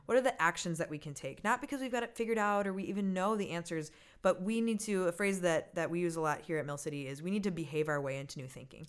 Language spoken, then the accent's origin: English; Minneapolis, Minnesota, United States; I'm a Minnesota girl